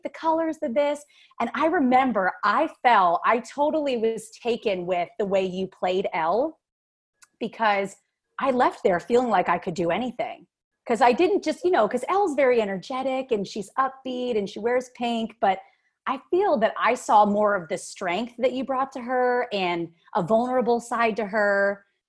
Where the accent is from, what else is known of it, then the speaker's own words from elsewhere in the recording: East Coast, United States; I am from the East Coast